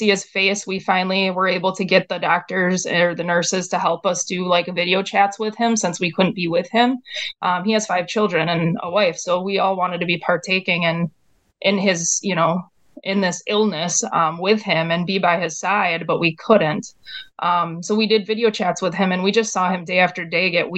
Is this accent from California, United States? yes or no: no; Wisconsin, United States; we're from Wisconsin